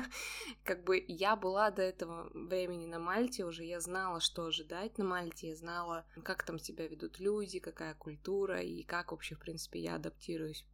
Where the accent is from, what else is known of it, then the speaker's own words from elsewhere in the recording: Chelyabinsk, Chelyabinsk Oblast, Russia; moved away as an adult; now in Cyprus; от людей из моего города Челябинска